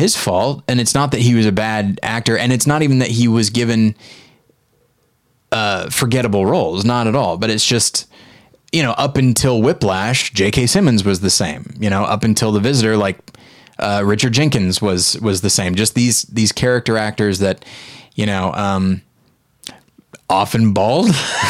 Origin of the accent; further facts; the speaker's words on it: South Africa; I grew up. Yeah. Isn't that weird? And I worked hard to get rid of that accent, and this is where I arrived somehow.